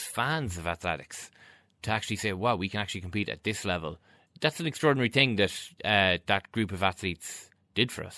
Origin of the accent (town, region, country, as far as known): Ireland